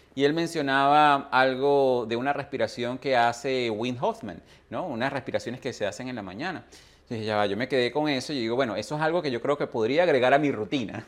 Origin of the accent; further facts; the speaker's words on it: Venezuela; nací en Venezuela